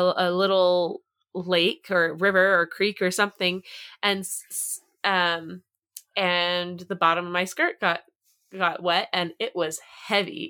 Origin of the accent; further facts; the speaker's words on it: East Coast, United States; I grew up on the East Coast